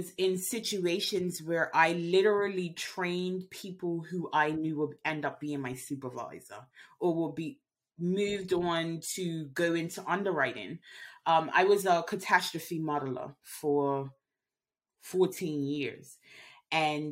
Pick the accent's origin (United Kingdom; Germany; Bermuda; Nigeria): Bermuda; moved away as an adult; I grew up in Bermuda